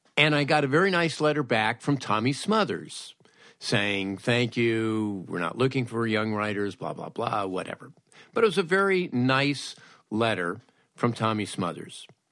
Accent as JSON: {"language": "English", "town": "Los Angeles", "region": "California", "country": "United States", "tie": "born or raised there", "said": "when I was a teenager, growing up in Woodland Hills"}